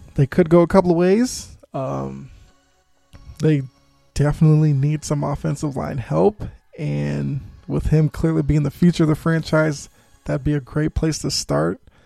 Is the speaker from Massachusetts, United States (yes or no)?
yes; Boston, Massachusetts, United States; Born and raised in Boston